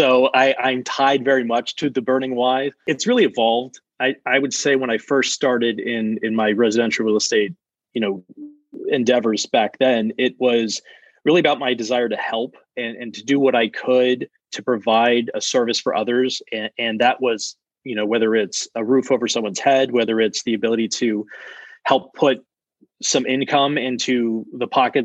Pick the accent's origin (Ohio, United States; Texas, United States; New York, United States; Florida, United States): Texas, United States; South; also born or lived in Maryland; now in Austin, United States; I grew up in South Texas, right along the border of Mexico. My father moved there from Maryland, actually, where I was born, but I moved pretty young